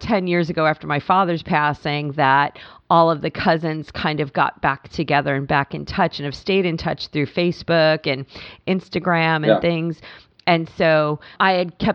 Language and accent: English; Long Island, New York, United States; moved away; also born or lived in Pennsylvania; cousins in Annapolis that I grew up with on Long Island